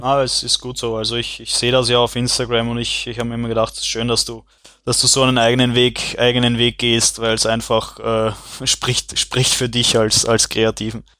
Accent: Vienna, Austria; aus Wien

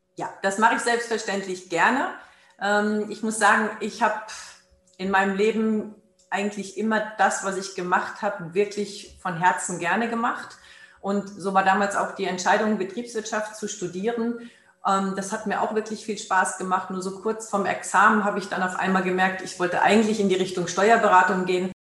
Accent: Germany; hier bei uns in Deutschland

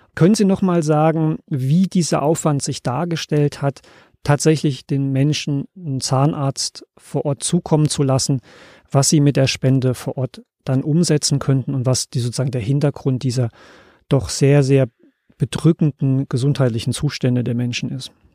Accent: Germany; als Deutsche

